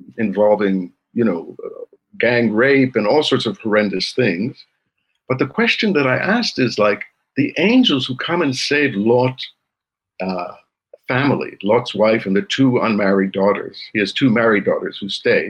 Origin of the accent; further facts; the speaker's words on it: Montreal, Quebec, Canada; now in Jerusalem, Israel; I grew up in Montreal, which was a very multicultural place.